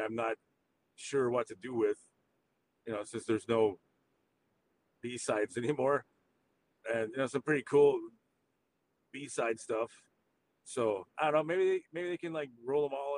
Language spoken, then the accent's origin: English; Arkansas, United States; where I grew up there in Arkansas